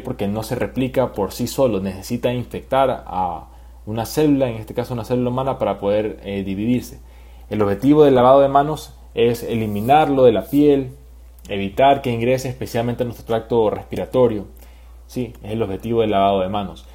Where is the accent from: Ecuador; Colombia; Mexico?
Ecuador; como ciudadanos ecuatorianos